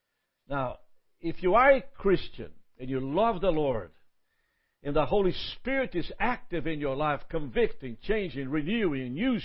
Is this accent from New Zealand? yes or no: no; Brazil; I'm from Brazil. And does that happen to me?